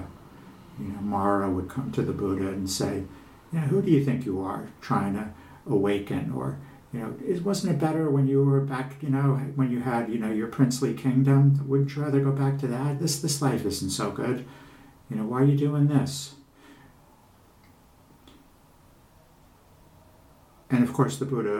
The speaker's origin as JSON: {"language": "English", "area": "Long Island", "region": "New York", "country": "United States", "tie": "born or raised there", "said": "I'm a guy from Long Island"}